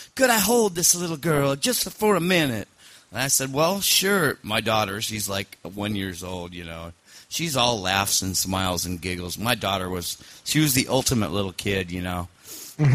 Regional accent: Scotland, United Kingdom; I'm Scottish

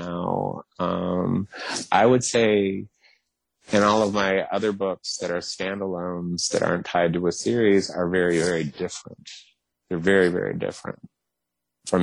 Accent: the South, United States; I'm from the South

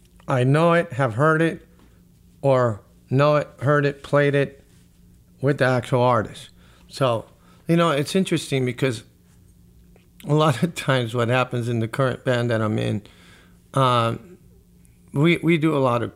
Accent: Las Vegas, Nevada, United States; growing up in Las Vegas, having, you know, friends that was, you know, the classic rock

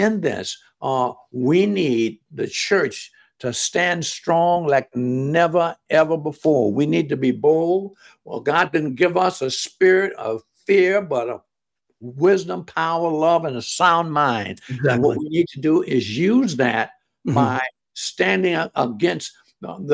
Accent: Jacksonville, Florida, United States; I was from Florida

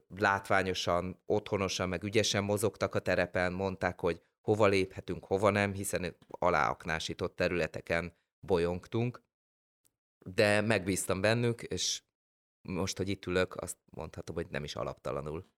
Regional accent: Hungary

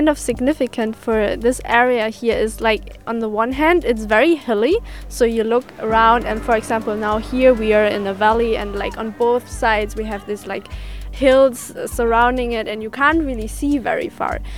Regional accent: Sweden; English is a second language; now in Slovenia; I'm from Sweden and I'm volunteering in Jarenina

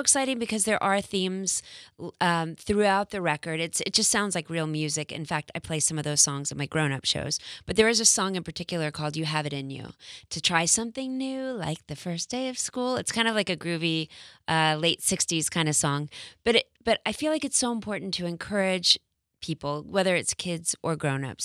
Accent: Texas, United States; I went to an all-girls school for eleven years growing up in Texas

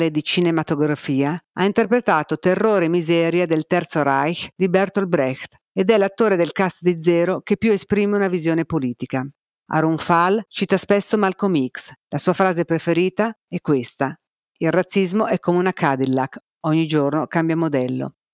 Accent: Rome, Lazio, Italy; born there; accent: Roman; un inconfondibile accento romano. Ah, se non si fosse capito, io sono un cinese nato a Roma. Io sono un IBC, un Italian born Chinese, di seconda generazione.

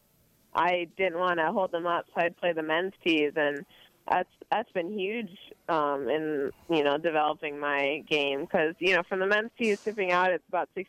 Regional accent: Detroit area, Michigan, United States; also born or lived in Nebraska; I'll be in my hometown playing Detroit Country Club

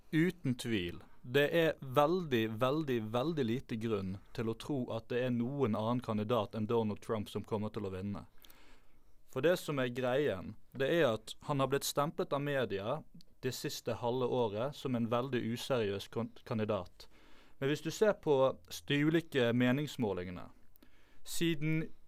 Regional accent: Bergen, Vestland, Norway; Jeg er født og oppvokst i Bergen

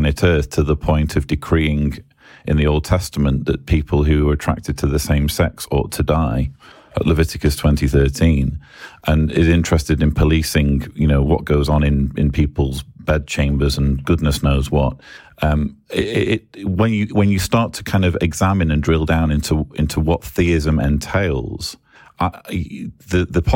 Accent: England, United Kingdom; I'm English

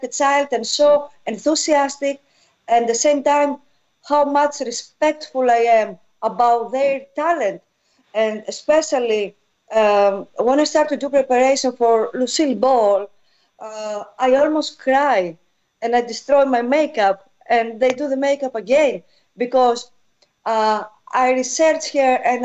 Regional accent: Eastern Macedonia and Thrace, Greece; English is a second language; moved away; I grew up there in North Greece.

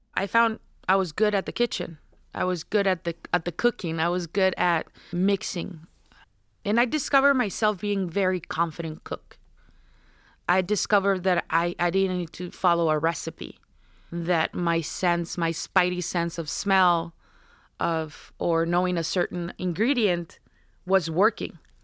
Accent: Navojoa, Sonora, Mexico; now in Tucson, United States; I'm from Navojoa, Sonora, which is the last city of the state of Sonora. I grew up watching the Jadokero.

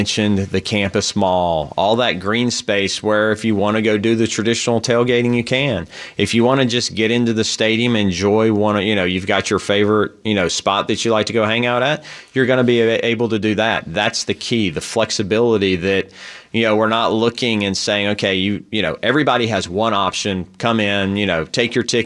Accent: the South, United States; now in San Diego, United States; I'm from the South

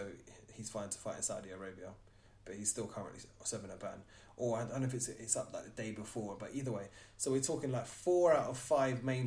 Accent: United Kingdom

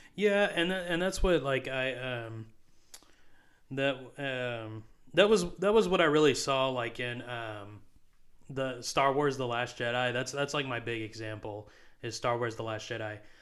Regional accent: United States; I am an American

